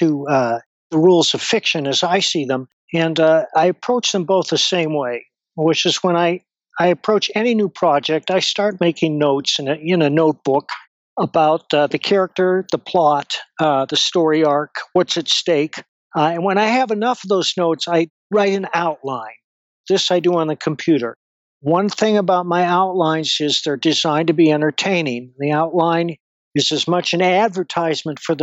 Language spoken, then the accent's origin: English; Madison, Wisconsin, United States; moved away as an adult; now in Colorado, United States; I was born in Madison, Wisconsin, and I lived there off and on through most of my life